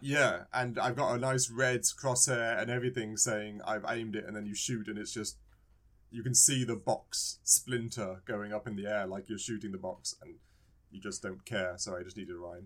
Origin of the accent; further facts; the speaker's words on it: England, United Kingdom; I was born in England.